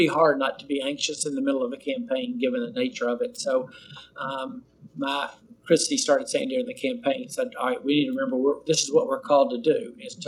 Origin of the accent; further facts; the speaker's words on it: Knoxville, Tennessee, United States; I'm from Knoxville, Tennessee